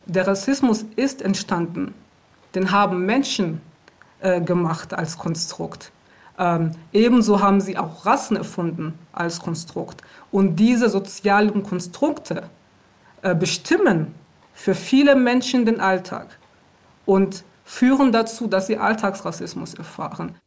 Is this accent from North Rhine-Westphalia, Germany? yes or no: yes; Aachen, North Rhine-Westphalia, Germany; moved away as an adult; also born or lived in Rwanda; now in Berlin, Germany; Ich bin in Ruanda geboren und ich äh, bin mit meiner Familie im Jahr 1994 nach Deutschland gekommen aufgrund des äh, Völkermordes in Ruanda. Und ich bin in Aachen aufgewachsen